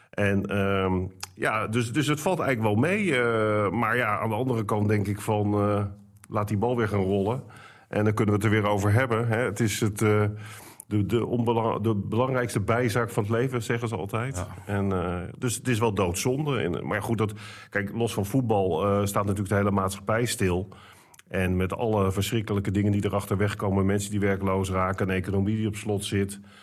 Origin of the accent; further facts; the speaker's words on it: Randstad, Netherlands; moved away; ik kom dan oorspronkelijk uit de Randstad